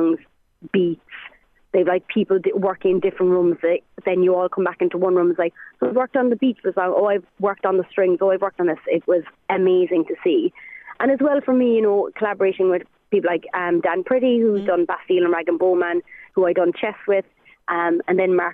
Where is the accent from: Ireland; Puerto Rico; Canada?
Ireland; I'm an Irish singer